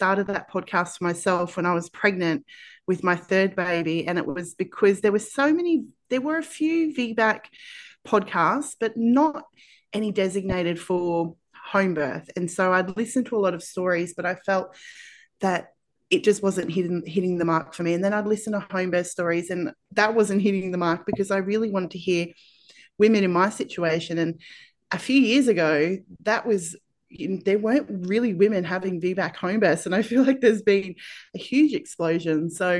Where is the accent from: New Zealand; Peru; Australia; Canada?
Australia; accent: Australian; I am from Australia, if you can't tell from my accent.